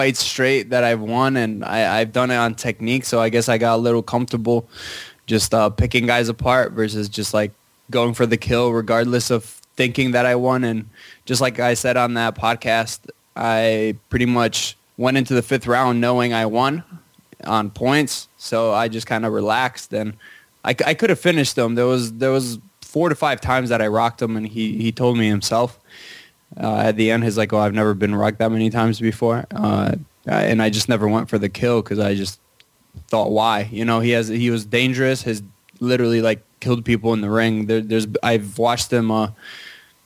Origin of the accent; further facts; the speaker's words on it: Poland; I was born in Poland